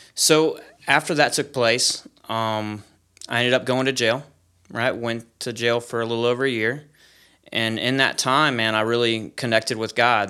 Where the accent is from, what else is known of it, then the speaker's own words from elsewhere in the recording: Polk County in Sarasota, Florida, United States; I'm from Polk County in Sarasota, Florida